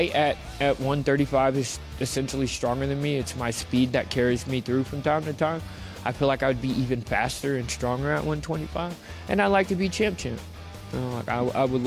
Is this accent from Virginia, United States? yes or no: yes; Virginia, United States; my home state of Virginia